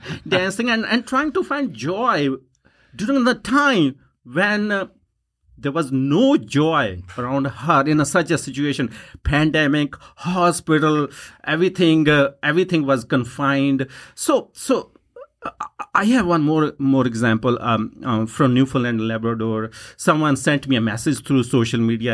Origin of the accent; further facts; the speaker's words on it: Punjab, India; first language Punjabi; English is a second language; moved away as an adult; now in Yukon, Canada; punjabi language which is my first language